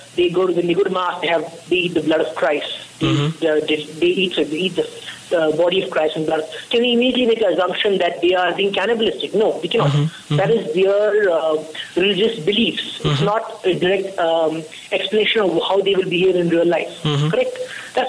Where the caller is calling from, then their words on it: Bangalore, Karnataka, India; Yes, I'm in Bangalore, yes.